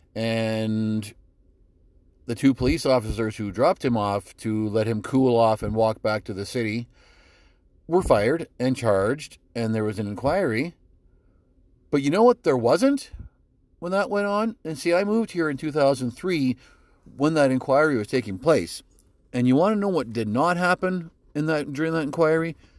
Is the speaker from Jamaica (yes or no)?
no; Canada